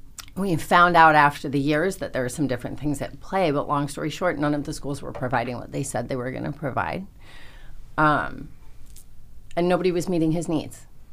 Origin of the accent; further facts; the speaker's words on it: New York City, New York, United States; moved away as an adult; now in South Florida, United States; I grew up in New York City. I had the best education. And moved to South Florida.